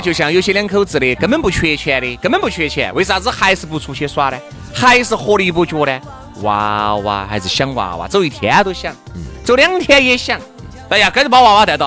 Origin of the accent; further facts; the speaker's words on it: China; 既然是个中国人